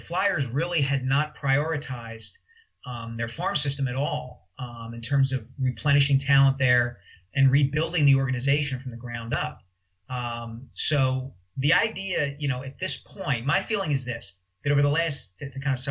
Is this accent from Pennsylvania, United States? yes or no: yes; Philadelphia, Pennsylvania, United States; moved away as an adult; also born or lived in New York; I came back to Philadelphia when the Inquirer hired me